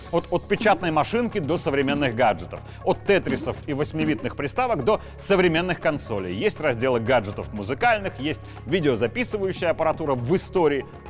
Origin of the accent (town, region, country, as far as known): Belarus